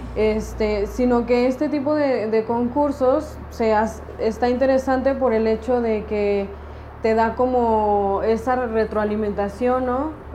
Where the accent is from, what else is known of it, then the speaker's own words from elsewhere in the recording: Mexico City, Mexico; yo soy de Ciudad de México